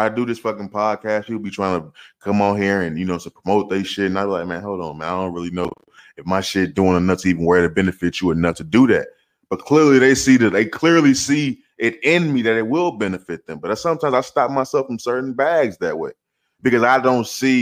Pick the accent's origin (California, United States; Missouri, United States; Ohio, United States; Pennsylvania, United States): Missouri, United States; St. Louis; moved away as an adult; now in Arizona, United States; I'm from St. Louis. I was raised in St. Louis, Missouri